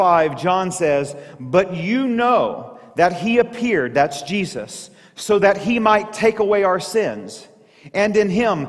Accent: Southeast Missouri, United States; moved away; I grew up in Southeast Missouri.

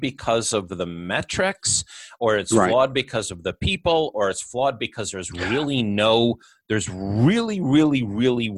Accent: Middletown, New York, United States; I grew up in Middletown, New York

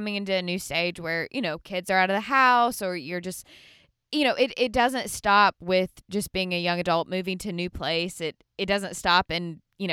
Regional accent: Birmingham, Alabama, United States; moved away as an adult; now in Nashville, United States; I'm from Birmingham, grew up in Birmingham, went to Samford University in Birmingham

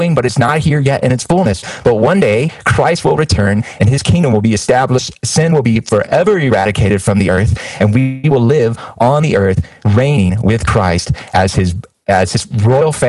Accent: United States; I'm an American

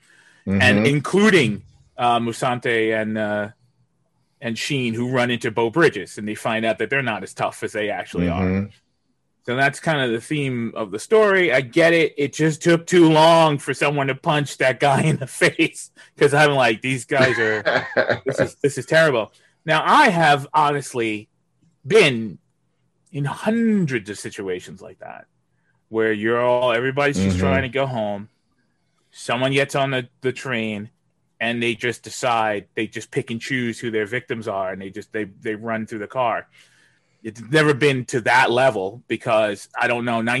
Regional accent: New York City, New York, United States; as a New Yorker

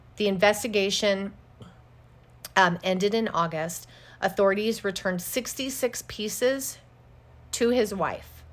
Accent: Casper, Wyoming, United States; I grew up in Casper, Wyoming

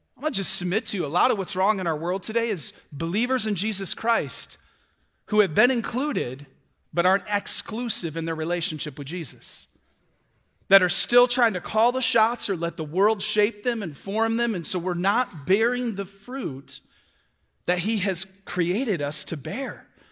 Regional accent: Michigan, United States; moved away as an adult; now in Florida, United States; I'm from Michigan. I've been here two years.

